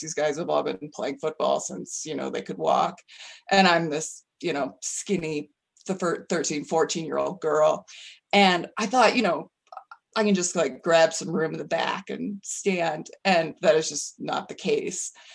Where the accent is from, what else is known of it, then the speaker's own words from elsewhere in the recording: Colorado, United States; moved away; also born or lived in New Mexico; I love my home state. I love Colorado a ton.